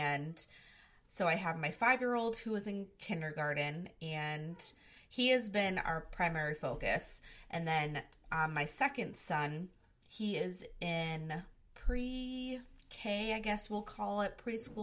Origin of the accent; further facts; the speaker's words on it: Michigan, United States; I am from Michigan